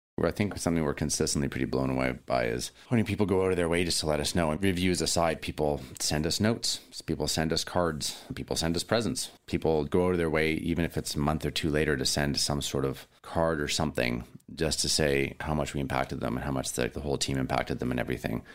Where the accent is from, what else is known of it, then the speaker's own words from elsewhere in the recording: Williams Lake, British Columbia, Canada; also born or lived in Vancouver; now in Ucluelet, Canada; I was actually born in Williams Lake, BC